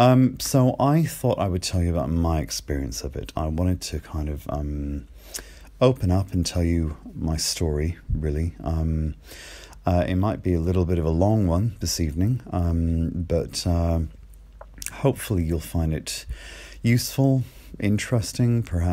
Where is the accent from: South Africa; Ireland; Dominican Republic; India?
Ireland; accent: a bit mixed; you might be able to tell from my accent, which is a bit mixed, but I grew up in Ireland. I grew up in a tiny little seaside village.